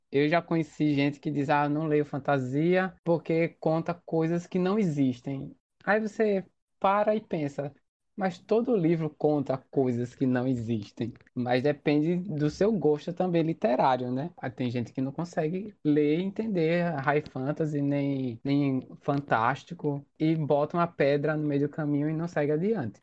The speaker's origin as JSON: {"language": "Portuguese", "town": "Maceió", "region": "Alagoas", "country": "Brazil", "said": "eu sou de Maceió"}